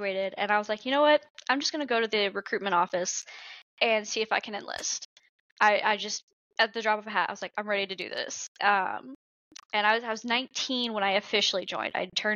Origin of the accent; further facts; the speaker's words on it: Georgia, United States; I grew up in Georgia, and I was from a homeschool home.